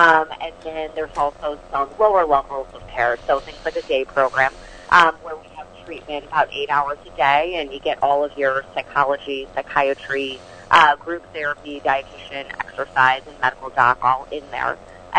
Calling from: Chicago, Illinois, United States; So I'm calling in from Chicago today.

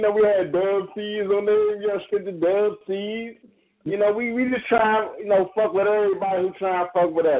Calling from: Maryland, United States; I'm calling from Maryland

